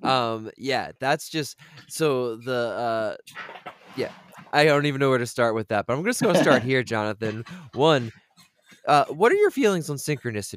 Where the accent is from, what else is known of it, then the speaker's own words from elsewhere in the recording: Delaware, United States; I'm from Delaware.